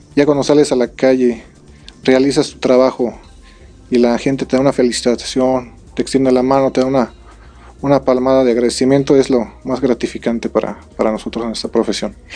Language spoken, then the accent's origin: Spanish; Querétaro, Mexico; Todos somos ciudadanos, somos queretanos y pues un orgullo ser, ser policía